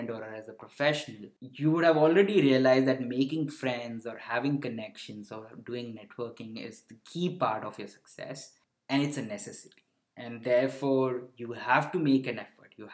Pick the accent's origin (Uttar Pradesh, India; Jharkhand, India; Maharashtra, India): Uttar Pradesh, India; Varanasi; born there; also born or lived in southern India; I never moved to north. Even though I was born in Varanasi, but I, there are very few places in north that I've frequented, and that is why I've never, never explored much of northern India.